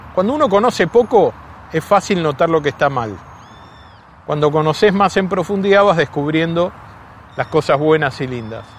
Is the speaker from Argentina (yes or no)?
yes; Buenos Aires Province, Argentina; como bonaerense